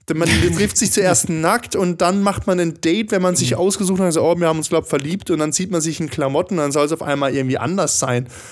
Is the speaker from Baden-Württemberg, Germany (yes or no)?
yes; Baden-Württemberg, Germany; now in Stuttgart, Germany; ich bin ja eigentlich kein Schwabe, bin ja Badner, Südbadner.